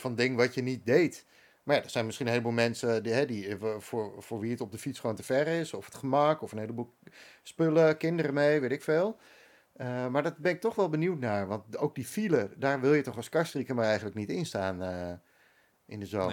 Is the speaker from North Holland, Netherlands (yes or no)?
yes; Bakkum, North Holland, Netherlands; moved away as an adult; also born or lived in Amsterdam; now in Castricum, Netherlands; ik ben opgegroeid in Bakken